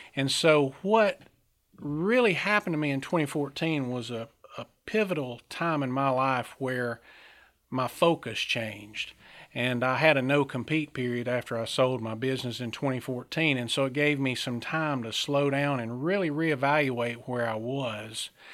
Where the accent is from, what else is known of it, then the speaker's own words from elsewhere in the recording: Centre, Alabama, United States; I, uh, was raised here in Alabama. I was born in Center Alabama, a small town up in northeast Alabama